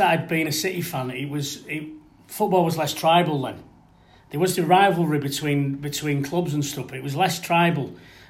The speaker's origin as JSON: {"language": "English", "town": "Failsworth", "region": "North West England", "country": "United Kingdom", "tie": "born or raised there", "said": "I grew up in Failsworth"}